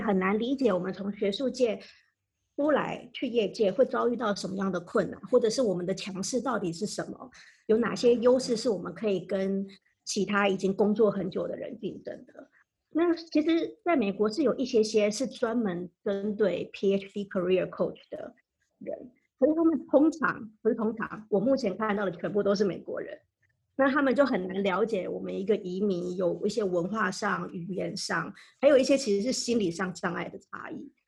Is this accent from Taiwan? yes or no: yes; Taiwan; moved away as an adult; also born or lived in Maryland, United States; now in United States; 我来自台湾